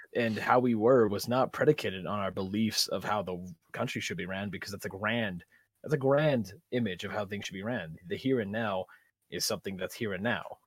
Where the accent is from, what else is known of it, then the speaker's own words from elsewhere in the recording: Guam; now in Sierra Vista, United States; I was born in Guam